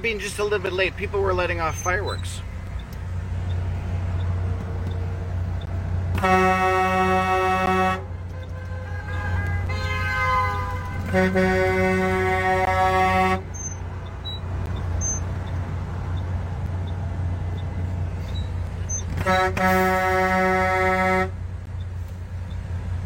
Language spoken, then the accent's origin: English; Winnipeg, Manitoba, Canada; also born or lived in Calgary, Alberta / Mirror, Alberta; now in Alberta, Canada; I'm actually from Winnipeg originally, moved out to Calgary in 1996